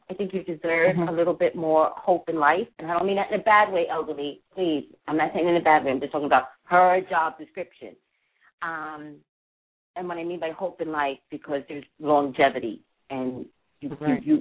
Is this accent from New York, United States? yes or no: yes; New York, United States; Oh, I'm an East Coast person.